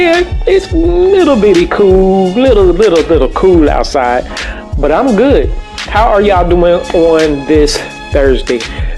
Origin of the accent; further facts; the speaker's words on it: Chicago, Illinois, United States; moved away; I'm from Chicago, so I'm used to this type of weather.